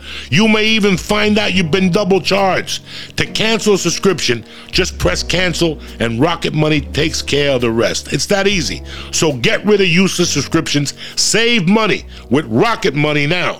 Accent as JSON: {"language": "English", "region": "East Coast", "country": "United States", "tie": "born or raised there", "said": "I grew up on the East Coast"}